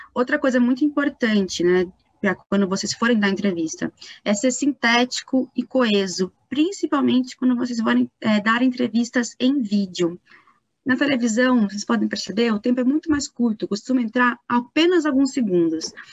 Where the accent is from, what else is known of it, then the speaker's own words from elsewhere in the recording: Itatiba, São Paulo, Brazil; now in São Paulo, Brazil; eu sou de Itatiba, né? moro em São Paulo, mas sou do interior de São Paulo